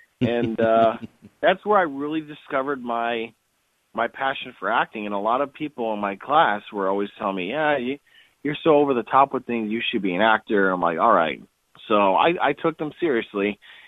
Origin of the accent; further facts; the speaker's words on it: Wisconsin, United States; I was originally from Wisconsin, and my family came from a cheese-making family.